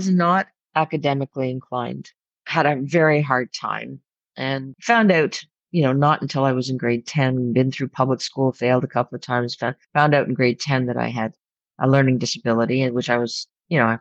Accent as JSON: {"language": "English", "town": "Ottawa", "region": "Ontario", "country": "Canada", "tie": "born or raised there", "said": "I grew up right in this city. I've never left"}